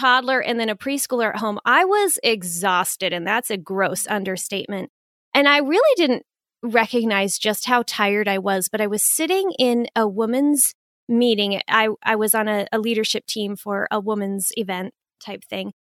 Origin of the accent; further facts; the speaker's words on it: Phoenix, Arizona, United States; moved away as an adult; also born or lived in Pensacola, Florida; now in Minnesota, United States; I'm originally from Phoenix